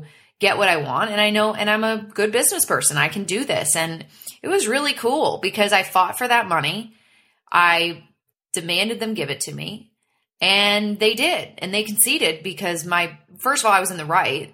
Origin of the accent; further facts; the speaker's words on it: Canada; moved away; I took you to my hometown